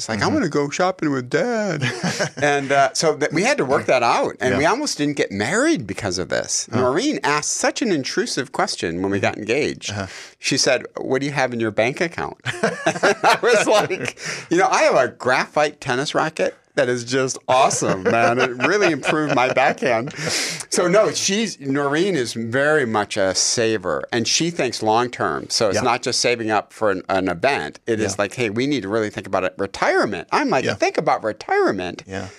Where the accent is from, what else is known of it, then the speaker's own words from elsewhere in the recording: Detroit, Michigan, United States; we grew up in Detroit. My dad was a factory worker for General Motors.